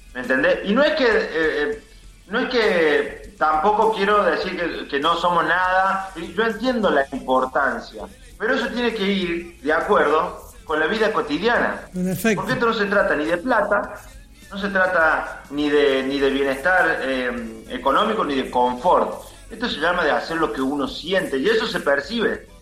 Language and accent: Spanish; Córdoba, Argentina; Nosotros somos de Villa Libertador